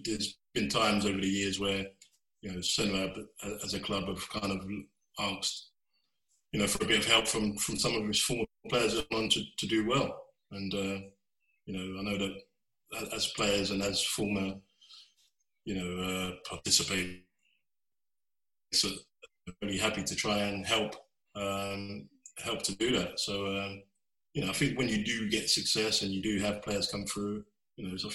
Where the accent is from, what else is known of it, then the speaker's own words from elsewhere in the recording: London, United Kingdom; I grew up in Bow in East London